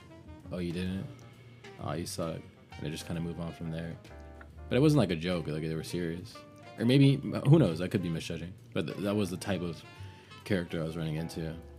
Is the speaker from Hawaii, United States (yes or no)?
no; Southern Florida, United States; I'm from Southern Florida, so it's like most people here are pretty open about most things.